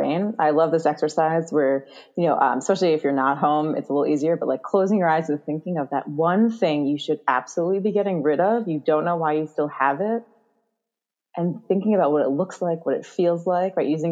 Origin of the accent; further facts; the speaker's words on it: New York City, New York, United States; I'm from New York City